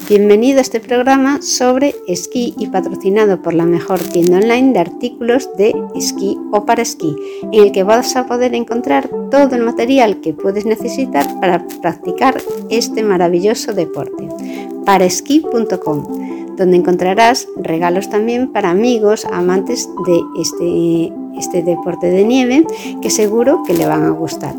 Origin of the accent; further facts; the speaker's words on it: A Coruña, Galicia, Spain; yo soy de La Coruña